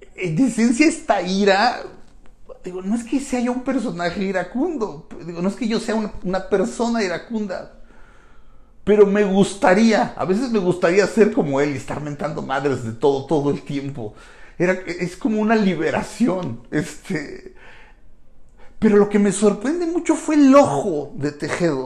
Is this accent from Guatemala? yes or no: no; Mexico; que hacemos el doblaje somos mexicanos